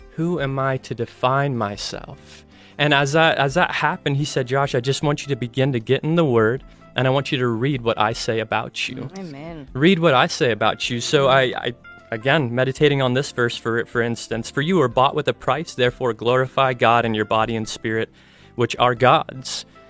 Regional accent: Ohio, United States; moved away as an adult; now in Colorado, United States; I'm originally from Ohio, moved out to Colorado to attend Bible college

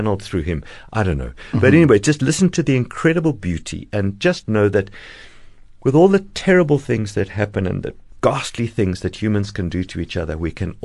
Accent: Cape Town, Western Cape, South Africa; I was born here in Fishhook, in Cape Town.

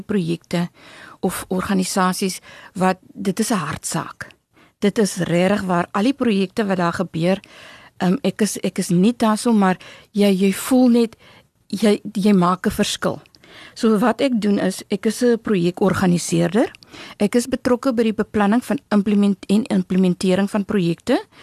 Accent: Walvis Bay, Erongo, Namibia; now in Stellenbosch, South Africa; My hart sal altyd in Namibia bly. Altyd in Walvis Bay bly. Ehm um, in Narwal, my my om my ehm um, woonbuurt waar ek vandaan kom

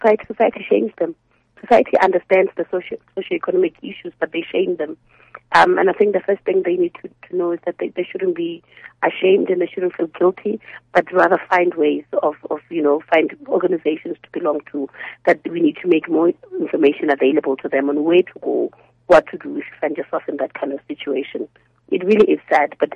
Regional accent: Polokwane, Limpopo, South Africa; Polokwane, with my hometown

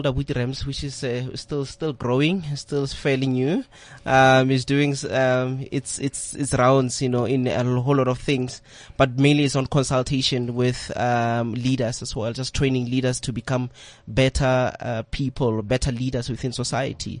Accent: Pretoria, Gauteng, South Africa; I'm from Soshanguve, a township called Soshanguve in Pretoria

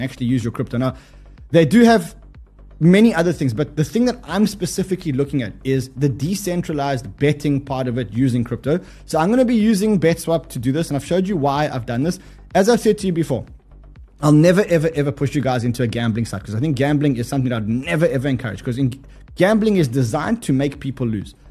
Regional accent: South Africa; I'm South African.

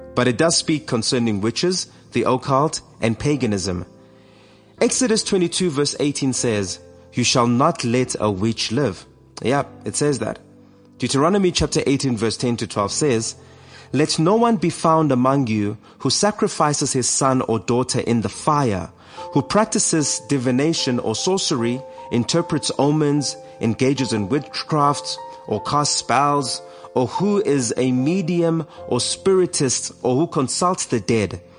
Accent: Eastern Cape, South Africa; when I was a kid uh, growing up in the Eastern Cape

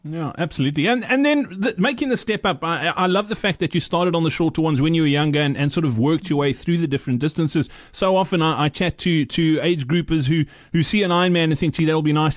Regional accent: Virginia, Free State, South Africa; I grew up in the Free State as well. Funnily enough, uh, in in, really? a, in, a, little town called Virginia

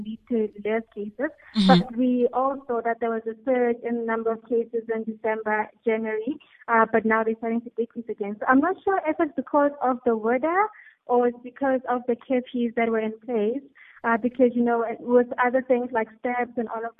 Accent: Bushbuckridge, Mpumalanga, South Africa; I'm from Bushbuckridge

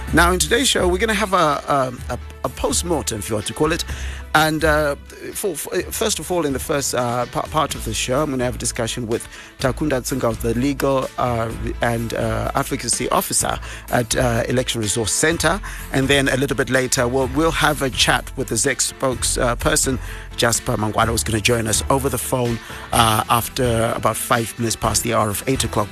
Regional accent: Bulawayo, Zimbabwe; now in Harare, Zimbabwe; from my hometown, uh, Bulawayo

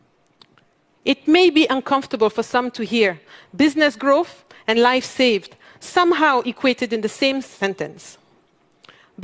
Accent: Mali; moved away; also born or lived in Europe; I come from Mali, one of the world's poorest countries. I grew up in a family where every dinner conversation was around social justice.

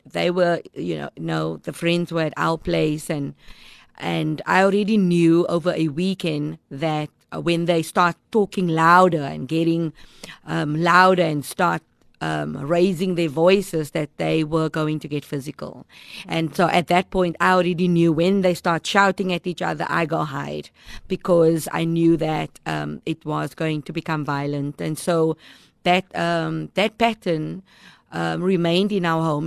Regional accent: Cape Town, Western Cape, South Africa; I grew up in Mitchells Plain

